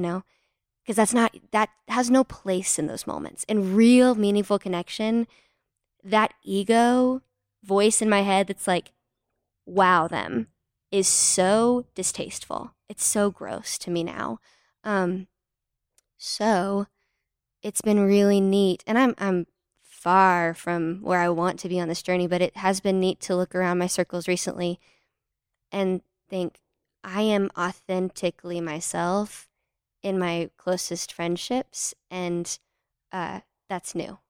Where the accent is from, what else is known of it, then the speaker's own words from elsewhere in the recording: Fort Worth, Texas, United States; I'm from Fort Worth, Texas